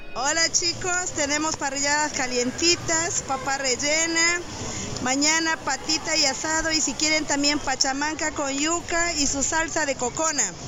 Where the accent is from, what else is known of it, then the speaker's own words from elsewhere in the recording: Boquerón, Ucayali, Peru; Soy de Boquerón, provincia de Padre Abad de Ucayali